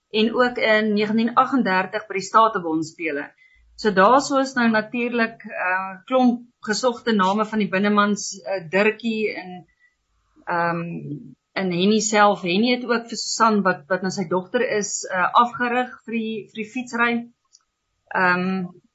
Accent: Lydenburg, Mpumalanga, South Africa; also born or lived in Walvis Bay, Namibia / Swakopmund, Namibia / Uis, Namibia; daarna het ons dan nou verhuis Leidenburg toe

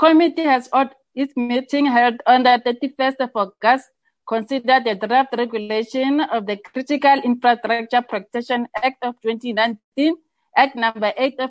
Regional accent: South Africa; it is also our responsibility as South African citizens, civil society, and government to protect our infrastructure against all forms of criminal acts.

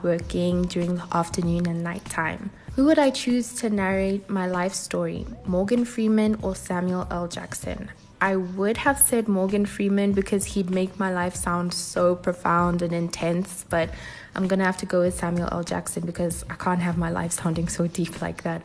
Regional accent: South Africa; born and bred in sunny South Africa. I'm half Nigerian, half South African.

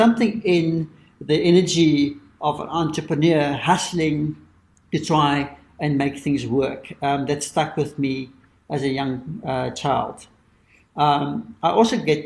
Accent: South Africa; being a South African, that we grew up in privilege

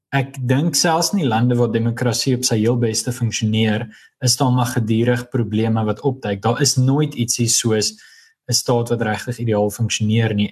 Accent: South Africa; moved away as an adult; also born or lived in Europe; ek's Afrikaner

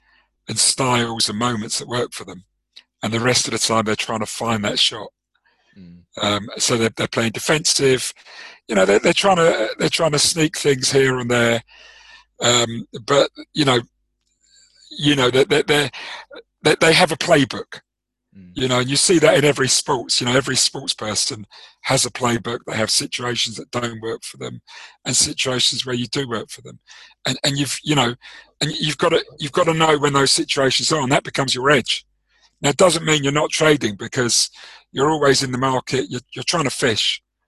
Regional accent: South Africa; I suppose you're a cricket guy like me. Yes. Being South African, yep.

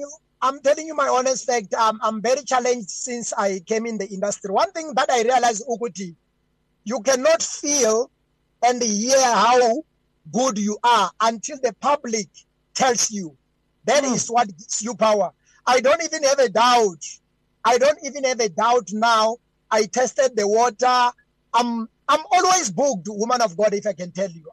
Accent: Venda, Limpopo, South Africa; also born or lived in Gauteng; I'm born in Gauteng and I grew up in Limpopo, Venda, uh, in the village called Hakaku, far in the mountains

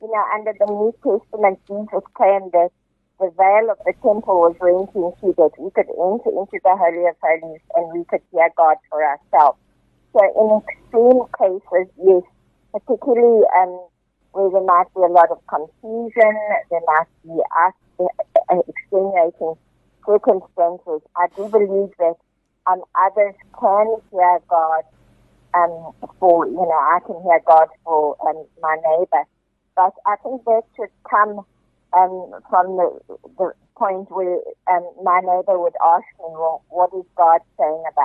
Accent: Johannesburg, Gauteng, South Africa; I'm from Johannesburg

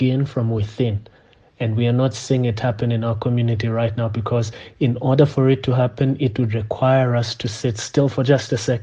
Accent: South Africa; As South African men

